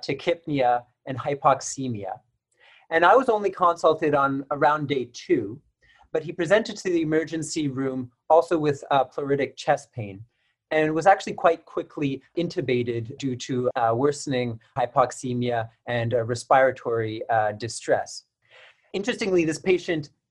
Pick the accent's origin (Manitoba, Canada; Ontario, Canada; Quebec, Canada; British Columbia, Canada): Quebec, Canada; Montreal; moved away as an adult; now in Winnipeg, Canada; I'm originally from Montreal, Quebec, but I've hopped around quite a bit for my training.